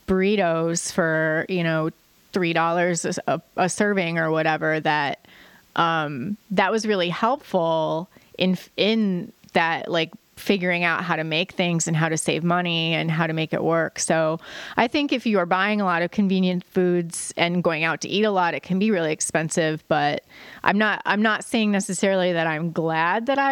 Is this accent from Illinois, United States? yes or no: yes; Joliet, Illinois, United States; I grew up in Joliet, which is a city about an hour south of Chicago.